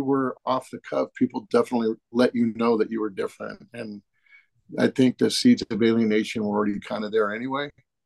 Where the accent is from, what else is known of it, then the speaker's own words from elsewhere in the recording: Northern California, United States; I was born out in Southern California, out in the desert area, but family relocated up to Northern California.